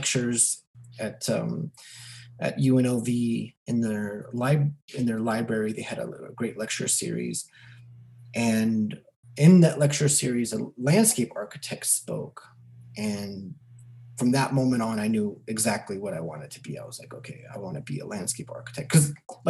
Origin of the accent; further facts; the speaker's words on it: Los Angeles, California, United States; I grew up in Los Angeles, California